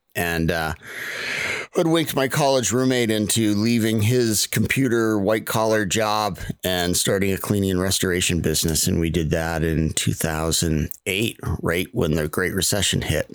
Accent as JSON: {"language": "English", "region": "Maine", "country": "United States", "tie": "born or raised there", "said": "I grew up in Maine"}